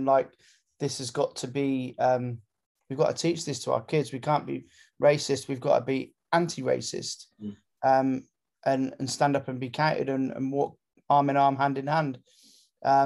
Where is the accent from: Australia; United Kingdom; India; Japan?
United Kingdom; Gloucester, South West England; I grew up in Gloucester